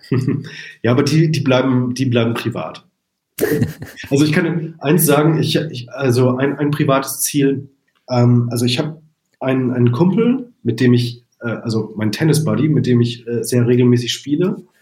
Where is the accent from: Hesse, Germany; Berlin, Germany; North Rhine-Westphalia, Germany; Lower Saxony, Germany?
North Rhine-Westphalia, Germany; Arnsberg; moved away as an adult; now in Munich, Germany; wenn ich in meine Heimatstadt Arnsberg zurückkomme